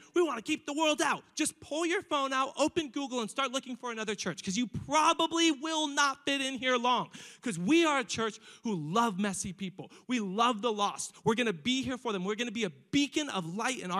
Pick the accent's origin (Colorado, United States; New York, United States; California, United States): California, United States; Riverside; I grew up in East Riverside